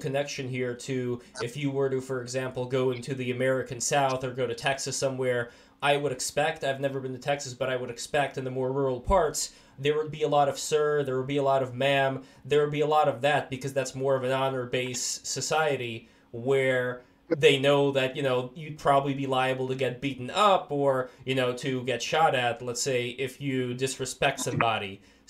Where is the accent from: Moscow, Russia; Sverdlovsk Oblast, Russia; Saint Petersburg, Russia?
Saint Petersburg, Russia; now in United States; my mom is Jewish and we're originally from Russia, from St. Petersburg, USSR.